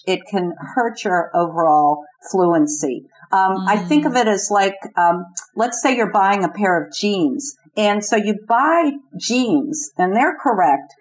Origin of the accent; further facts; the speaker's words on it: New Jersey, United States; now in Lexington, United States; I live in Lexington, Kentucky, although I'm originally from New Jersey